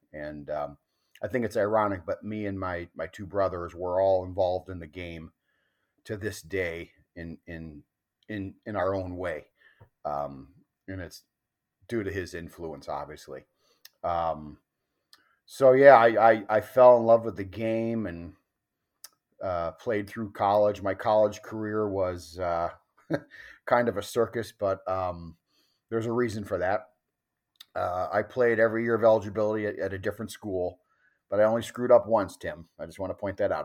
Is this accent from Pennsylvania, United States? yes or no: no; Mequon, Wisconsin, United States; also born or lived in California; Grew up in Mequon amongst, uh, the Highlanders, uh, at Homestead